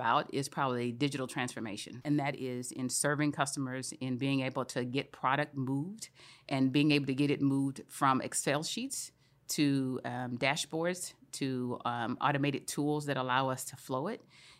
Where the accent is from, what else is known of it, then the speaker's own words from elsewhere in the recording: Louisiana, United States; moved away as an adult; also born or lived in Milwaukee / Switzerland / London / Arkansas; I grew up in Louisiana.